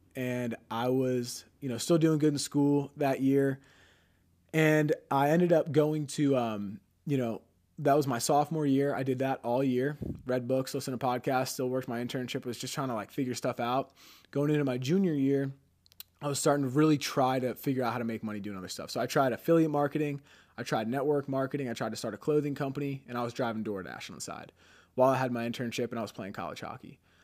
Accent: Pennsylvania, United States; moved away as an adult; now in Scottsdale, United States; We're from Pennsylvania.

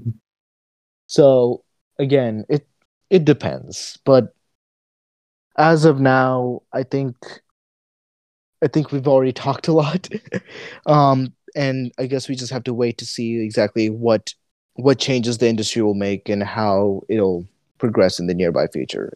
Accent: United States; I'm an American, like sort of teenager growing up here

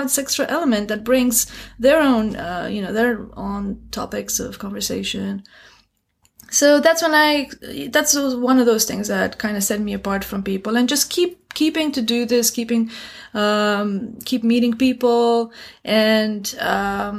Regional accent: Romania; moved away as an adult; also born or lived in Beijing, China / Bucharest, Romania; now in Shanghai, China; Growing up in Romania

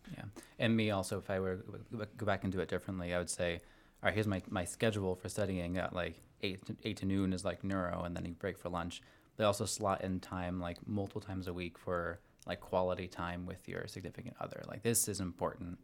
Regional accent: Portland, Oregon, United States; moved away as an adult; also born or lived in Omaha, Nebraska; I'm from Portland, Oregon, originally

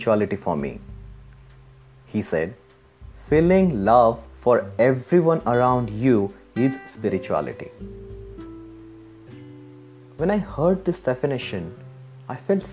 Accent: India; now in Australia; I was born in India

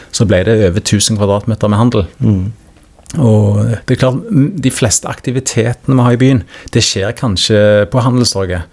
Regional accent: Stavanger, Rogaland, Norway; accent: Stavanger dialect (siddis); also born or lived in Oslo; now in Skien, Norway; Jeg er jo født og oppvokst i Stavanger

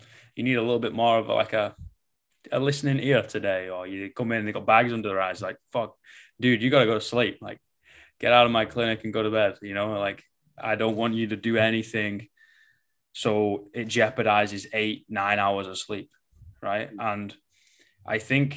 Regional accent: England, United Kingdom; I am English, you know, we speak basically in sarcasm and metaphors

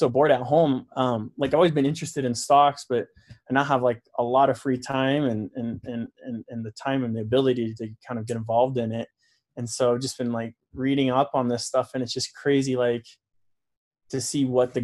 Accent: Utah, United States; also born or lived in Florida; I was born in Florida, grew up mostly in Utah

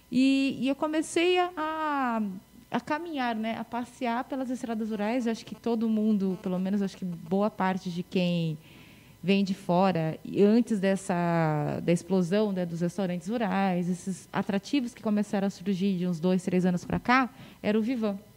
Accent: Marília, São Paulo, Brazil; moved away as an adult; now in Botucatu, Brazil; que eu sou de Marília, né, sou marilhense

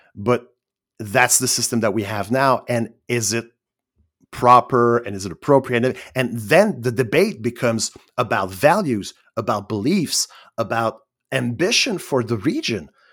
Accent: Quebec, Canada; I'm Canadian, and even I'm, I'm, I'm from Quebec

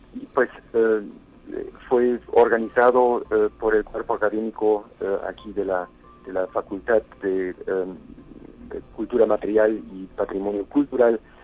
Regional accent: San Luis Potosí, Mexico; quienes somos como potosinos, como mexicanos, como humanos

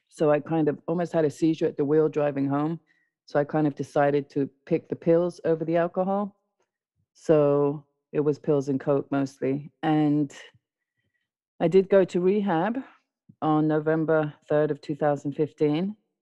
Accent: London, United Kingdom; also born or lived in South America; I was born in South America, raised in London

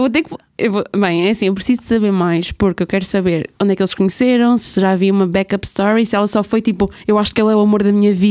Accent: the North, Northern Portugal, Portugal; Eu sou do Norte

